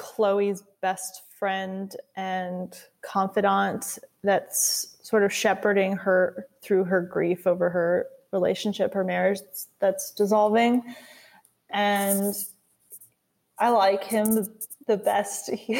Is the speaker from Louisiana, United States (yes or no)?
yes; Louisiana, United States; In college, no one knew I was a Louisiana boy. Texas confused my accent.